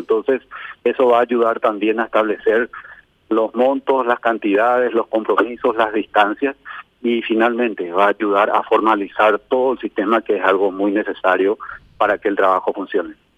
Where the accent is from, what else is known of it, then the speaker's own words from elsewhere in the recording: Paraguay; yo soy apenas un paraguayo